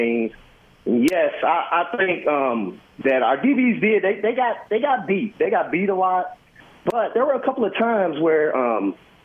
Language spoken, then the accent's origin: English; Louisville, Kentucky, United States; moved away as an adult; now in Wiesbaden, Germany; Born and raised in Louisville